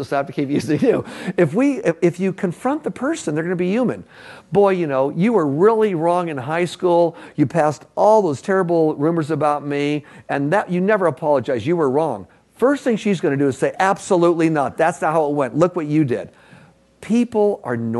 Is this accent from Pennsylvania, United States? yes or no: no; Los Angeles, California, United States; We grew up in Echo Park, L.A., downtown L.A.